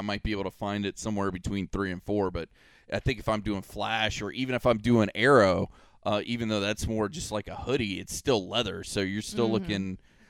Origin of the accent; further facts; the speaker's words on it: Polk County, Florida, United States; I'm from Polk County